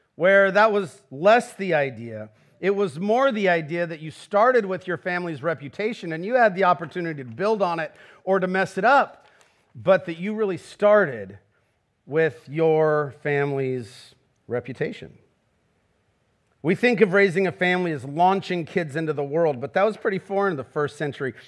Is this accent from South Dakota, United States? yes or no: no; Garden Grove, California, United States; I'm from Garden Grove. I, like Jesus, was raised by a contractor